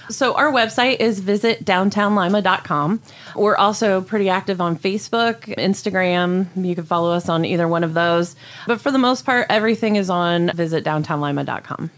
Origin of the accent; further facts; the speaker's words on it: Gomer, Ohio, United States; I grew up in Gomer, Ohio, just right outside of Lima, of course. So I'm a Lima girl.